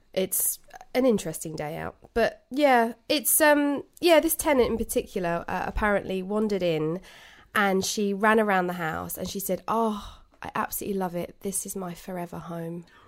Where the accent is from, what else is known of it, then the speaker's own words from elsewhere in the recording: United Kingdom; We're British